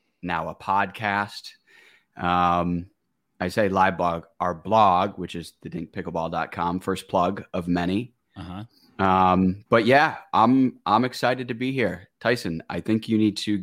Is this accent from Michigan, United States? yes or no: yes; Michigan, United States; I come from Michigan